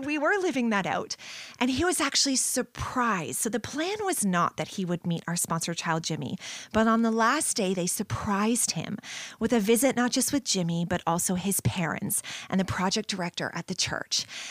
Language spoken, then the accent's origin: English; St. Catharines, Ontario, Canada; moved away as an adult; now in London, Canada; I was born and raised here in Saint Catharines.